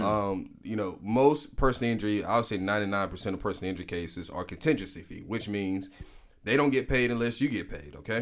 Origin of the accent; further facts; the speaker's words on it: Prichard, Alabama, United States; also born or lived in Birmingham, Alabama; I'm originally from Pritchard, Alabama